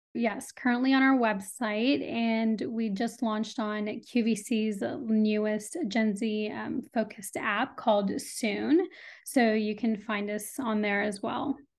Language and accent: English; Austin, Texas, United States; also born or lived in India / Urbana-Champaign, Illinois; first grade, second grade, I moved to Austin. So I've been here since then, um, and this is home